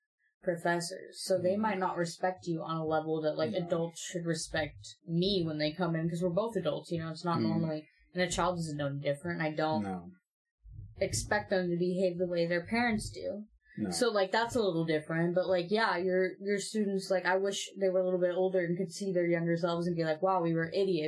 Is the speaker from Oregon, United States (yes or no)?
yes; Oregon, United States; Oregon, where we work. We're from Oregon